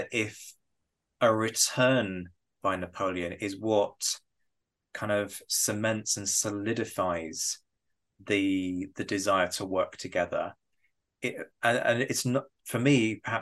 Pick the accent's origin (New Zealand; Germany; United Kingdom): United Kingdom; I say this as a Brit